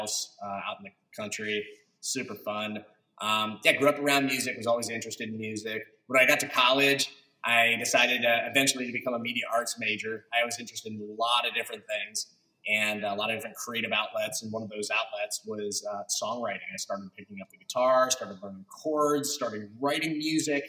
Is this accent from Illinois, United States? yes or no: yes; outside of Peoria, Illinois, United States; I grew up in a very small county outside of Peoria, Illinois